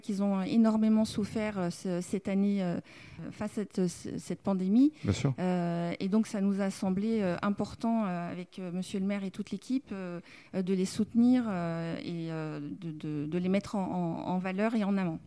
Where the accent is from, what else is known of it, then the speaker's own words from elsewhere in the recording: Dijon, Bourgogne-Franche-Comté, France; moved away as an adult; now in Arcachon Basin, France; je viens de Dijon, je suis euh, bourguignonne